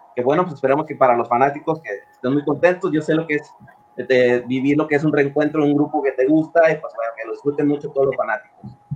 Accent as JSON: {"language": "Spanish", "country": "Mexico", "said": "en mi país"}